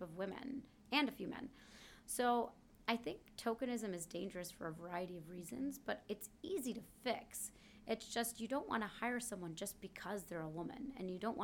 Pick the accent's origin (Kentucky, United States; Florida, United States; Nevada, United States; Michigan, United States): Michigan, United States; Kalamazoo; moved away; I came from Kalamazoo, Michigan.